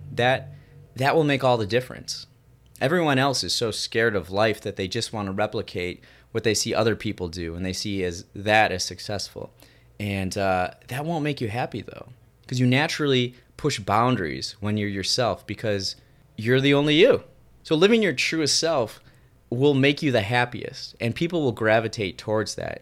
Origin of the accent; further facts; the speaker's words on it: Raymond, United States; my hometown of Raymond